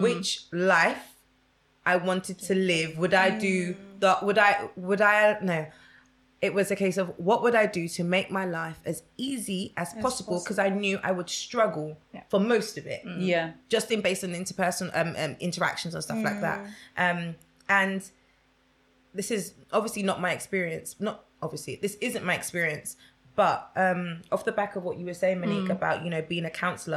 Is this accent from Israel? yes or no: no; Essex, East of England, United Kingdom; growing up in Essex